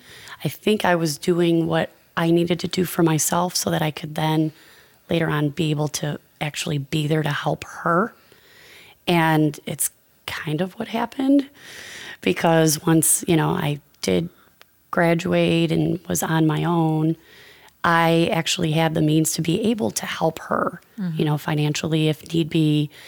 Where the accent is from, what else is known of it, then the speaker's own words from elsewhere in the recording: Chicago, Illinois, United States; I grew up on the northwest side of Chicago